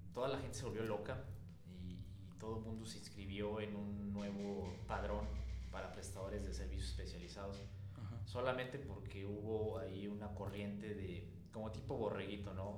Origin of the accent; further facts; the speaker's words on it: Mexico; nuestro país